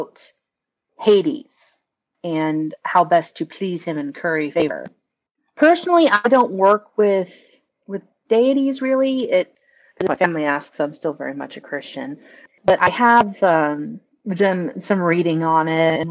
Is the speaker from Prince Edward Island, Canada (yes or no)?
yes; Prince Edward Island, Canada; I flew all the way from Prince Edward Island, Canada